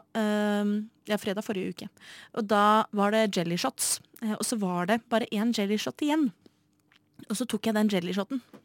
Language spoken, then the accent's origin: Norwegian; Oslo, Norway; født og oppvokst i Oslo